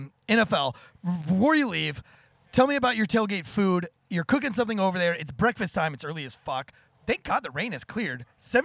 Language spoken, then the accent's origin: English; Florida, United States; I was born and raised in Florida. I always say Florida's the scariest place on earth.